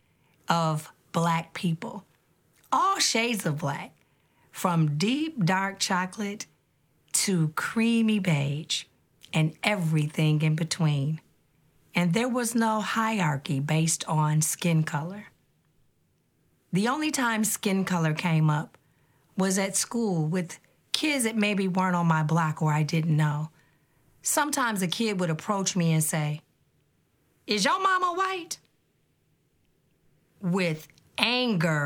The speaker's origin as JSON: {"language": "English", "town": "Detroit", "region": "Michigan", "country": "United States", "tie": "born or raised there", "said": "I grew up in Detroit, Michigan, a beautiful city built by a mighty river"}